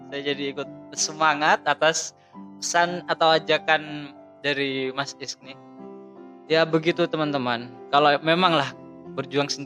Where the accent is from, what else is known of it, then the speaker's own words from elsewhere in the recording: East Java, Indonesia; itu membuktikan kalau kita orang Madura